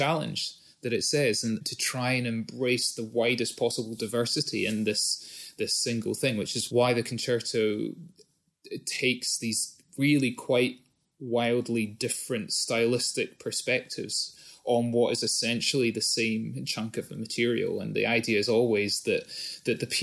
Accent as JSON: {"language": "English", "region": "Scotland", "country": "United Kingdom", "moved": "yes", "said": "being Scottish but having lived more than half my life out of Scotland"}